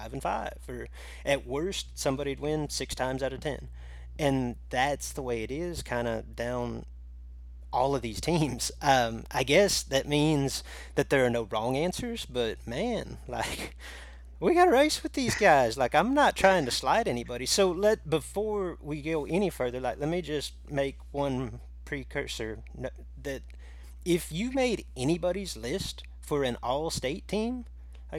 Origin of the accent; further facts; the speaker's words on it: Illinois, United States; my home state of Illinois